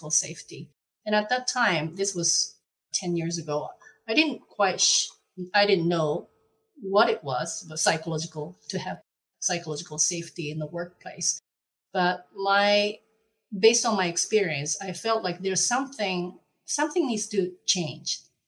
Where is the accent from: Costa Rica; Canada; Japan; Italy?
Japan; moved away as an adult; now in Netherlands; I'm originally from Japan, but I've been living in the Netherlands since 2010.